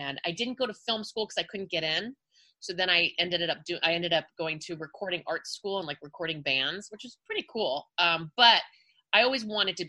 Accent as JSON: {"language": "English", "town": "Los Angeles", "region": "California", "country": "United States", "tie": "born or raised there", "also_born_or_lived": "Hollywood"}